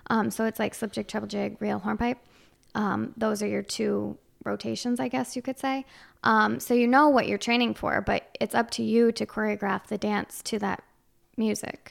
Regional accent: Chazy, New York, United States; I'm from Shazy.

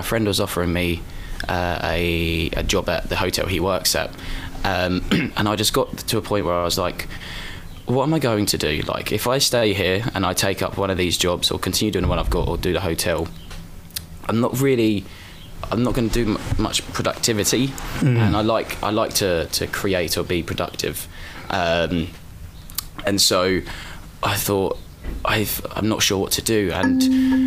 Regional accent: Braintree, East of England, United Kingdom; also born or lived in Colchester / London / Ireland; I grew up in Essex. I grew up in it. I was born in a place called Braintree, and I lived there for 17 years.

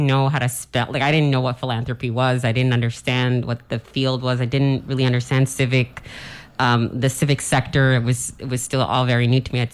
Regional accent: St. Croix, U.S. Virgin Islands; accent: proper English accent; I was born and raised on St. Croix.

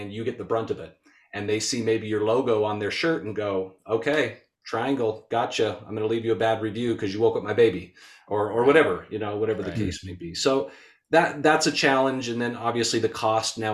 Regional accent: Utah, United States; born and raised in Utah.

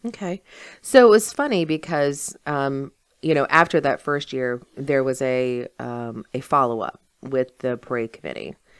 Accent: South Berkeley County, West Virginia, United States; I'm from South Berkeley, you know. So I graduated from Musselman

